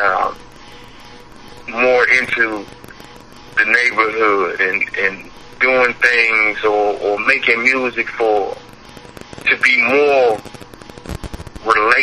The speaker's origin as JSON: {"language": "English", "town": "Starkville", "region": "Mississippi", "country": "United States", "tie": "born or raised there", "said": "I was born in Starkville, Mississippi."}